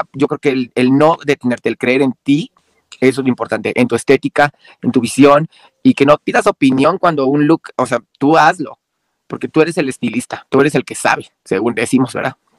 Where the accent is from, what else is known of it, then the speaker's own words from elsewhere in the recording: Mexico; aquí en mi país